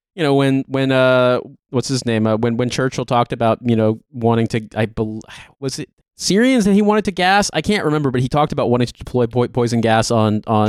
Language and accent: English; Indiana, United States; I'm from Indiana.